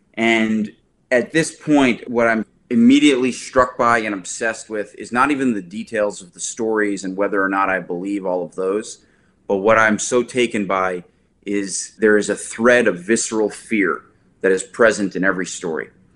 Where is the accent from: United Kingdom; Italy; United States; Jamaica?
United States; New Jersey; I'm from New Jersey